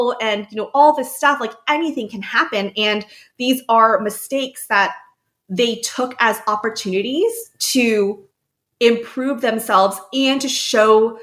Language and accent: English; United States; as an American